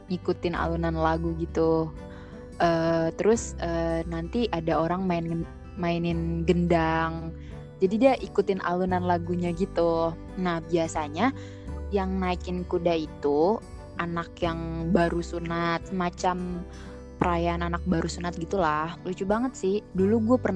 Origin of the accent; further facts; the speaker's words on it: Sumedang, West Java, Indonesia; di kampung gue tuh di Semedang ya. Ya jadi kan kampung gue itu Semedang ya. Semedang itu kan Sunda ya.